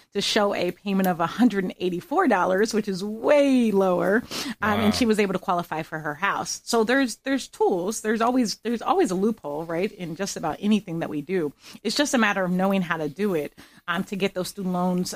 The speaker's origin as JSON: {"language": "English", "region": "Pennsylvania", "country": "United States", "tie": "born or raised there", "also_born_or_lived": "Gettysburg / Boston", "moved": "as an adult", "lives_now": "Florida, United States", "said": "I grew up in Pennsylvania as a whole"}